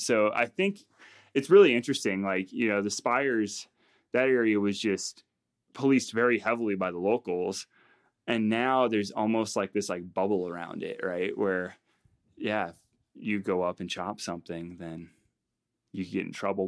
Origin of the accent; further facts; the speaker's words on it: Front Range, Colorado, United States; I grew up here on the Front Range